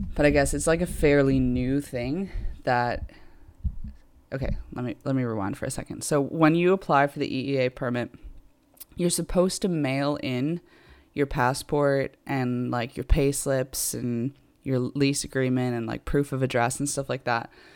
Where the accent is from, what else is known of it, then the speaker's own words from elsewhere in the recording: United States; also born or lived in Ireland; now in United Kingdom; I'm American, obviously, but I've also got Irish citizenship